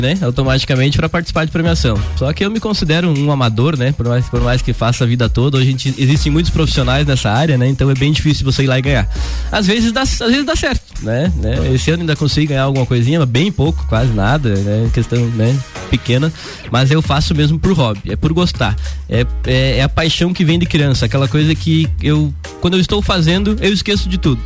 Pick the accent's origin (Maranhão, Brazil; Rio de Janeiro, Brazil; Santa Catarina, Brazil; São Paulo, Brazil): Santa Catarina, Brazil; Cerro Negro; moved away as an adult; now in Lages, Brazil; nasci em Cerro Negro, é, morei em Cerro Negro até os meus 24 anos